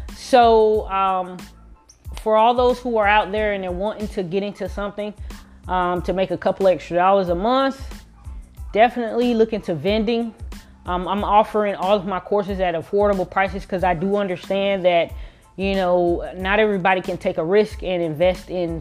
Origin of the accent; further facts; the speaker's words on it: Miami, Florida, United States; I am from Miami, Florida.